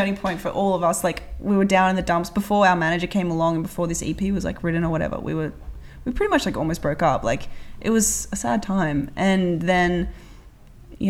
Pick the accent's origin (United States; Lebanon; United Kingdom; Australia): Australia